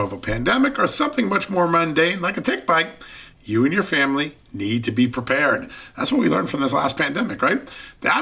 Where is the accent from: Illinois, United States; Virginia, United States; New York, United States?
Virginia, United States; Joining us right now from the great state of Virginia, my home state